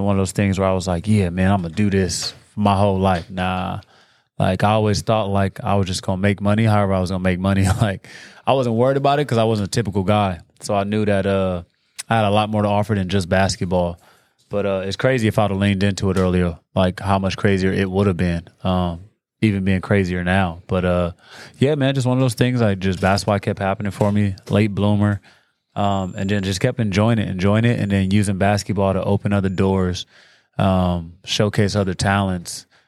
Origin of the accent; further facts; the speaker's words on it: Watts, California, United States; also born or lived in Gardena; So I was born in Watts, California. Technically Gardena, but I grew up in Watts my whole life.